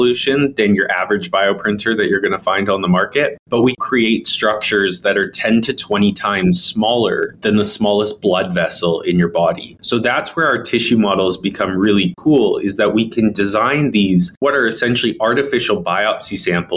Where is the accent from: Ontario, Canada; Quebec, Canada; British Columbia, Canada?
British Columbia, Canada; Victoria; also born or lived in Calgary; I was born and raised here in Victoria, BC, so very close to Vancouver. And I grew up here.